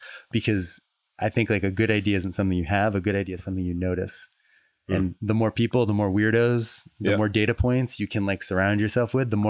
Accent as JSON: {"language": "English", "town": "Fall River", "region": "Massachusetts", "country": "United States", "tie": "born or raised there", "said": "Fall River, Massachusetts."}